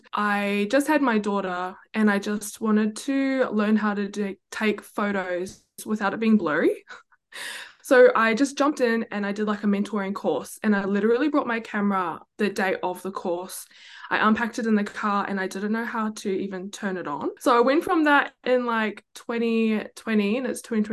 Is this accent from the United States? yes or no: no; New Zealand; now in Gold Coast, Australia; I'm based on the Gold Coast, but born and raised in New Zealand